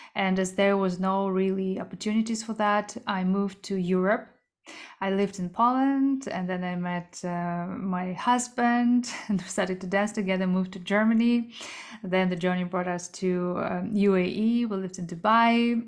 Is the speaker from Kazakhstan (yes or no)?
yes; Kazakhstan; moved away; also born or lived in South Korea; I was born in Central Asia in Kazakhstan, but I'm Korean.